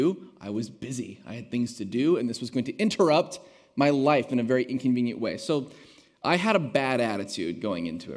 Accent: United States; also born or lived in Hillsboro, Oregon; as an American citizen

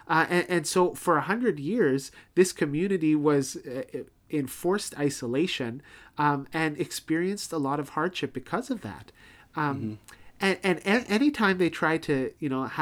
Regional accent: Toronto, Ontario, Canada; now in Winnipeg, Canada; growing up in Toronto

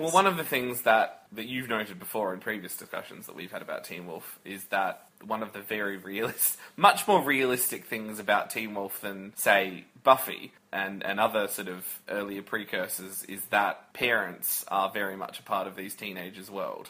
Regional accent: Australia; We we're both Australian

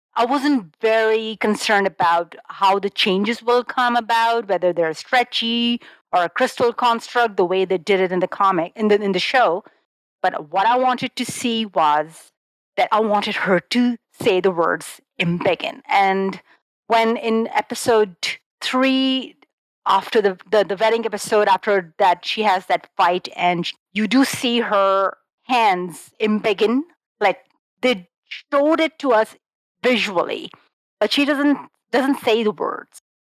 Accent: Karachi, Sindh, Pakistan; I'm from Karachi.

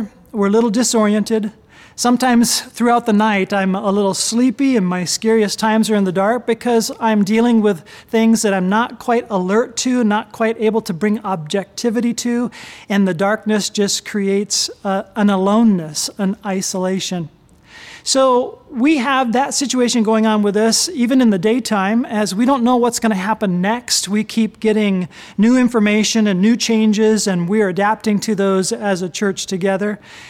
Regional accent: Japan; I grew up in Japan. My parents were missionaries.

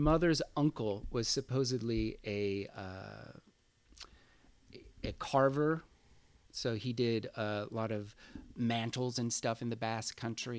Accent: San Francisco, California, United States; In San Francisco, yeah, in the Sunset District. And it's interesting because I was born and raised in the Sunset, and my parents still live in the same house.

